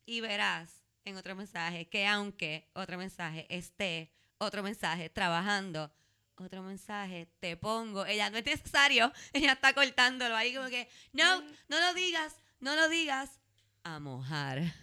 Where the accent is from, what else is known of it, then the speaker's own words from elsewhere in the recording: Puerto Rico; Entonces, yo soy de Puerto Rico.